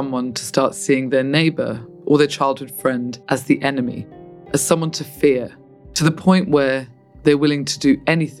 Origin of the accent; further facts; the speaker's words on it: Bosnia & Herzegovina; now in United Kingdom; Just 30 years ago, my family and I had to flee Bosnia to the UK because of a brutal war